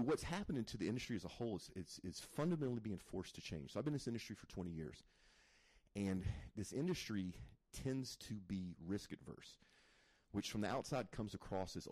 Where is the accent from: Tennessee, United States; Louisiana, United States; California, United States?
Louisiana, United States; Zachary; also born or lived in Mandeville, Louisiana / Metairie, Louisiana; I'm actually from Louisiana. I'm from North Louisiana, which is Baton Rouge, a little town called Zachary.